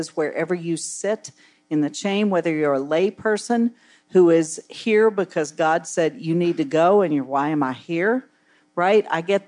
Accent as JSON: {"language": "English", "region": "West Virginia", "country": "United States", "tie": "born or raised there", "lives_now": "Tampa, United States", "said": "In where I come from in West Virginia, I live in Tampa now, but I grew up in West Virginia in a small town."}